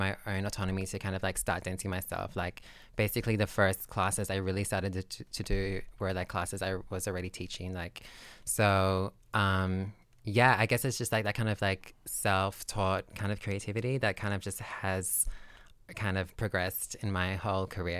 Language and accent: English; New South Wales, Australia; now in Sydney, Australia; So I'm a country girl. So basically grew up in Maria.